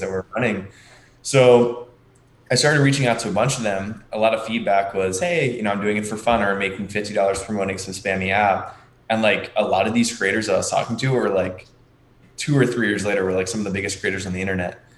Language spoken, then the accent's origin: English; Margate City, New Jersey, United States; I'm from a very small town in New Jersey. It's called Margate, it's right next to Atlantic City.